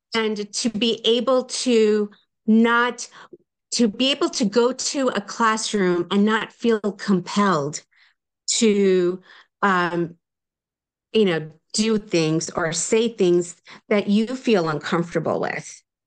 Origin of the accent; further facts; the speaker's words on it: United States; moved away; also born or lived in New Jersey / New York; I grew up in New Jersey and New York